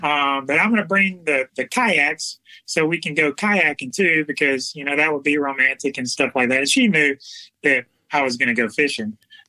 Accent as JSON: {"language": "English", "region": "Alabama", "country": "United States", "said": "We came from South Alabama where there is alligators everywhere"}